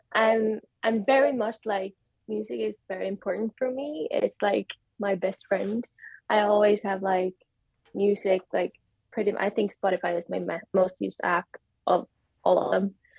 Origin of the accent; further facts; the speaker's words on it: Sweden; I'm from Sweden